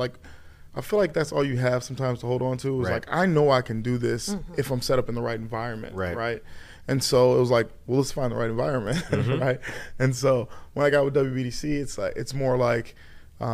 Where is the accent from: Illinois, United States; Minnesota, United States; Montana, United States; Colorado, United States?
Illinois, United States; Aurora; I'm born and raised in Aurora